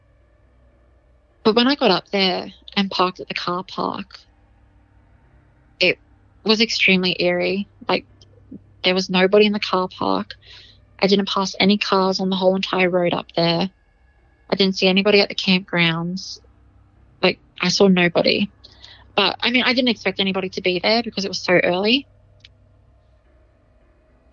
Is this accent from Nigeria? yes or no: no; Blackwater, Queensland, Australia; I grew up in Blackwater in central Queensland